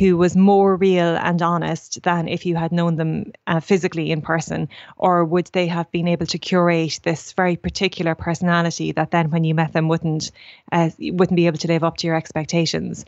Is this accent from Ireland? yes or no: yes; Portlaoise, Leinster, Ireland; I grew up in Portlaoise